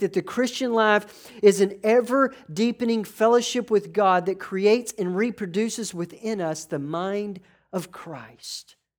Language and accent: English; New York, United States; I'm from New York